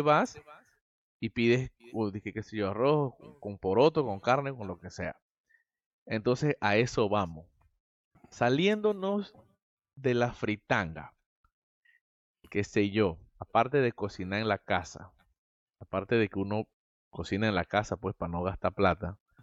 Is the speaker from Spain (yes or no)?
no; Santiago de Veraguas, Veraguas, Panama; soy de Santiago. Santiago, Santiago, Santiago. Veraguas, Panamá.